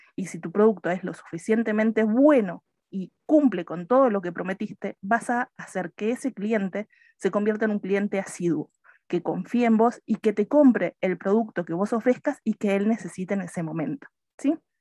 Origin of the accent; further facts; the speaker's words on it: Argentina; moved away as an adult; soy argentina, pero me fui de Argentina hace como 10, 11 años